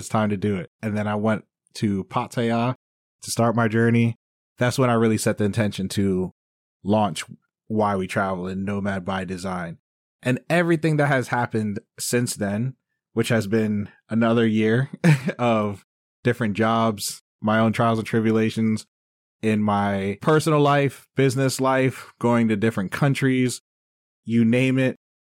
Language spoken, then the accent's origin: English; Maryland, United States; moved away as an adult; also born or lived in Bangkok, Thailand; that's what my home world is, Maryland or the U S. right? Because I'm an American, I grew up here